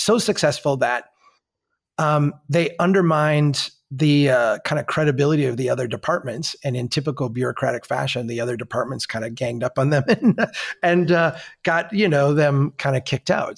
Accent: Minnesota, United States; As a Minnesotan

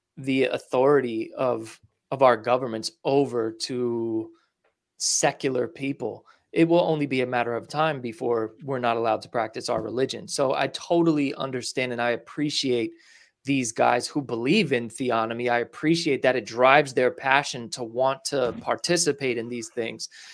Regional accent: New York, United States; I'm from New York

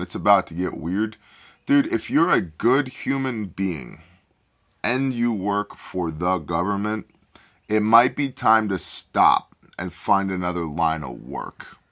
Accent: United States; We're American, not Canadian

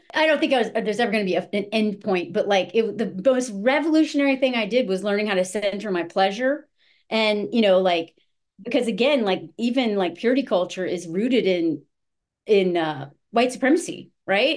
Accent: the South, United States; moved away; also born or lived in Montana; I was raised in the South

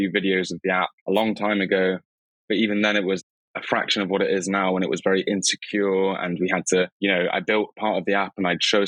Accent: Cornwall, South West England, United Kingdom; moved away; I come from Cornwall

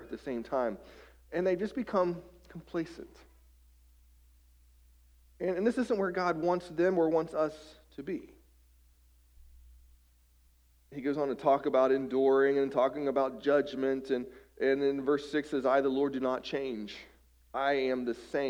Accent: West Virginia, United States; I grew up in West Virginia

